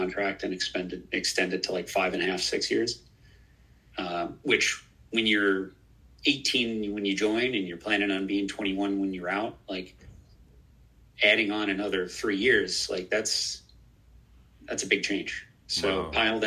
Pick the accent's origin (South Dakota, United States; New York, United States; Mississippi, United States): New York, United States; Long Island; I was born and raised in Long Island